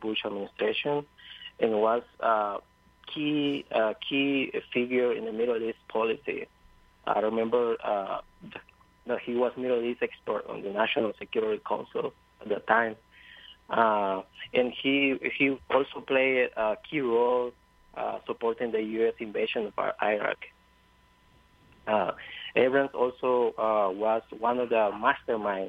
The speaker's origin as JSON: {"language": "English", "country": "Honduras", "said": "I'm from Honduras, and as someone who's involved in social movements and the Honduran resistance"}